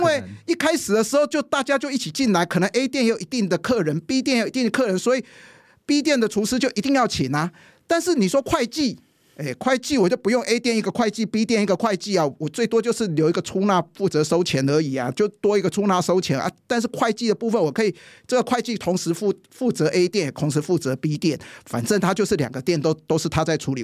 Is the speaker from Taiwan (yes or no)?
yes; Taiwan; 我们台湾人